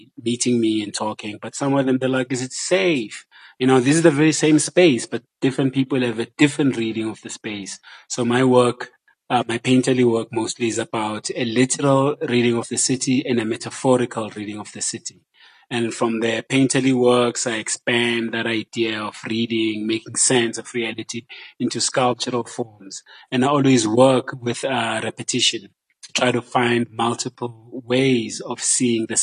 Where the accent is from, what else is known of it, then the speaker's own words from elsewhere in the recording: Johannesburg, Gauteng, South Africa; I grew up in Joburg.